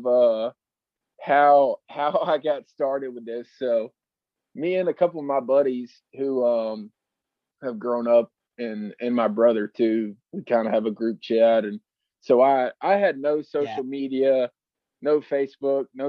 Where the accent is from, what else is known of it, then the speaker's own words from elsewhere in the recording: Greenville, South Carolina, United States; I'm from Greenville, South Carolina